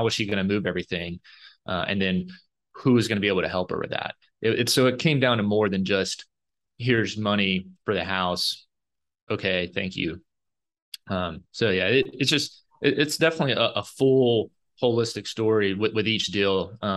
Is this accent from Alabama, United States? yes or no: yes; Alabama, United States; moved away as an adult; also born or lived in New York; I'm from Alabama originally and grew up totally into sports, football